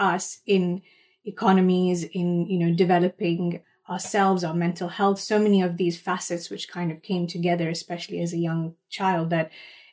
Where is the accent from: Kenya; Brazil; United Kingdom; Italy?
Kenya; moved away; my roots where I was raised in Kenya